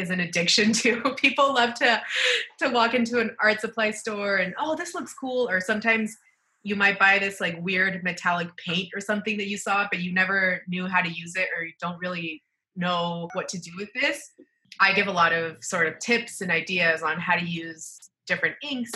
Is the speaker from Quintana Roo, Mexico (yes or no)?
yes; Cancún, Quintana Roo, Mexico; now in Mexico City, Mexico; I was raised in Cancun, which is probably one of the most famous parts of Mexico